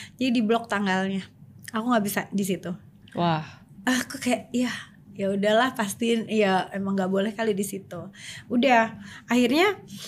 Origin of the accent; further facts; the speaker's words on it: Sumedang, West Java, Indonesia; aku dari kecil kan nyanyi di panggung gitu di, hmm. di di kampung aku tuh di Sumedang itu udah terkenal lah sebagai penyanyi kecil